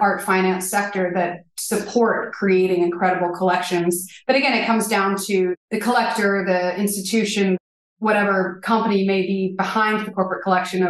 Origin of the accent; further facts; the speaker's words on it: Alabama, United States; moved away as an adult; also born or lived in New York; I grew up in Alabama and I moved to New York to be a painter